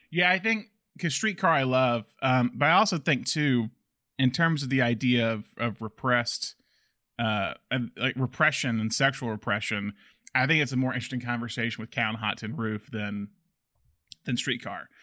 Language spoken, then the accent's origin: English; the South, United States; we're both from the South.